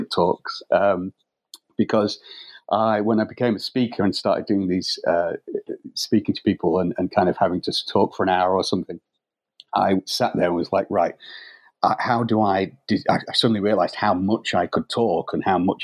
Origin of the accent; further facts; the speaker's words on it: United Kingdom; we're British